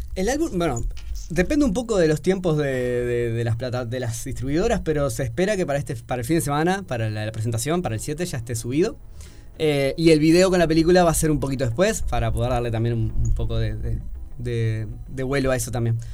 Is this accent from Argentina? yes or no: no; Progreso, Canelones, Uruguay; also born or lived in Montevideo; Yo soy de Progreso, de Canelones